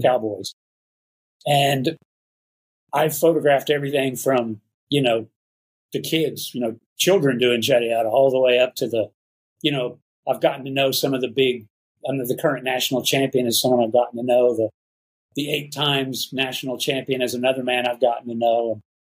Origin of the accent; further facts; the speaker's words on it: Dallas, Texas, United States; moved away as an adult; also born or lived in Houston, Texas; now in Nayarit, Mexico; I grew up mostly in the Dallas Fort Worth area.